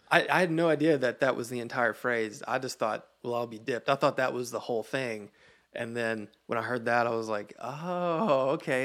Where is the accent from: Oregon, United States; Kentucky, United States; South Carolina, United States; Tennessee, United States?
Tennessee, United States; Sparta; Middle Tennessee